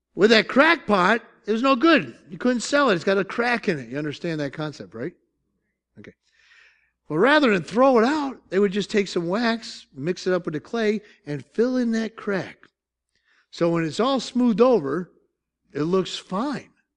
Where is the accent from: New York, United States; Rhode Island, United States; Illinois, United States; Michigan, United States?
New York, United States; Syracuse; moved away; I'm from South, South, South Syracuse